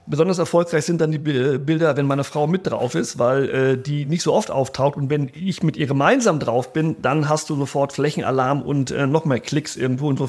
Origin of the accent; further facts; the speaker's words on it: Rio de Janeiro, Brazil; ich bin ja in Brasilien groß geworden, in Rio.